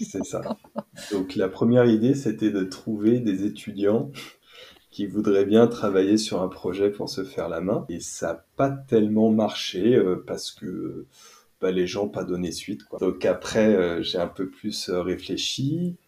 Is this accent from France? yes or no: yes; near Nantes, Pays de la Loire, France; now in Toulouse, France; je suis installé à Toulouse parce qu'à la base je viens d'à côté de Nantes